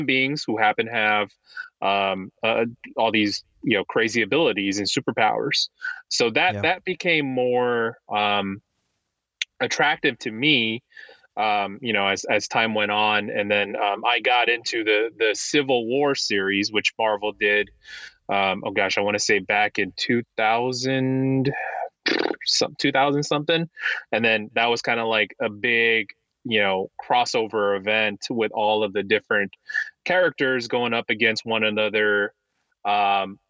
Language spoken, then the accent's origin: English; Los Angeles, California, United States; moved away as an adult; now in East Coast, United States; Born and raised in Los Angeles